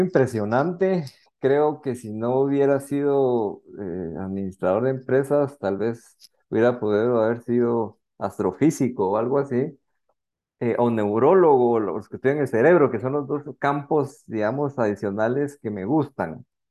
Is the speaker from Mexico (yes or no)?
no; Guatemala; realmente soy un guatemalteco